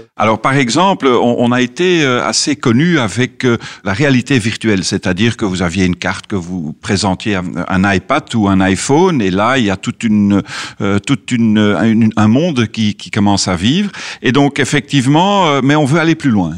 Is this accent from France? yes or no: no; Belgium; comme Belge évidemment, on est très ouvert sur le monde. On a un tout petit pays